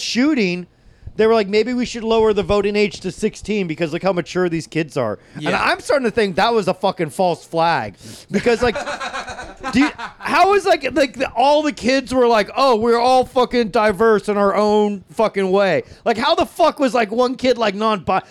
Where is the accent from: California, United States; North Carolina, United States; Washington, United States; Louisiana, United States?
North Carolina, United States; I was born in North Carolina